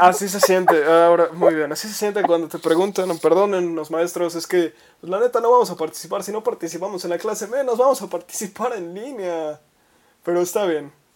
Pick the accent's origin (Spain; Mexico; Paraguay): Mexico; como mexicanos